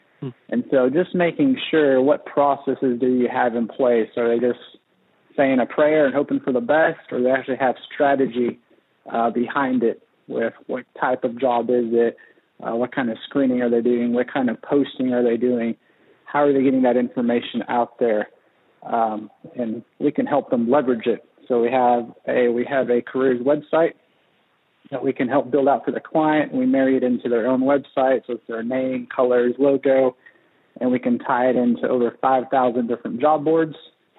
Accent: Kenya; moved away as an adult; now in Siloam Springs, United States; So I grew up overseas in Kenya, East Africa, most of my life until I was 18

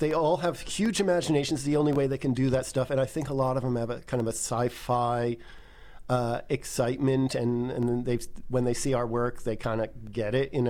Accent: England, United Kingdom; also born or lived in United States; grew up partly spending my time in England and obsessing over the stone circles

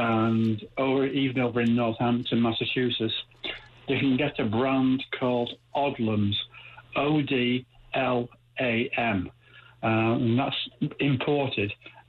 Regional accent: Ireland; now in Rotterdam, United States; I'm actually from Ireland.

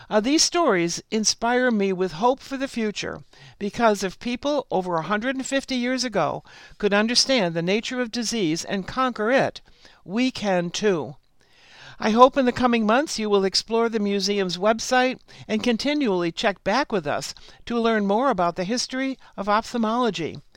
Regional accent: San Francisco, California, United States; but I also got to return to my hometown, San Francisco, with my new husband in tow.

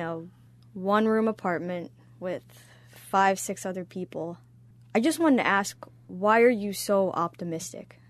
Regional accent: United States; growing up in the nineties, it was as American for me

